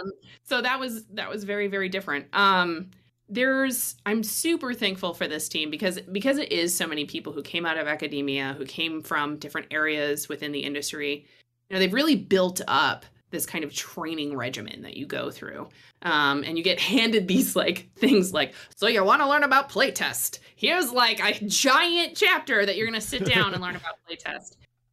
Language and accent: English; Midwest, United States; I come originally from the Midwest.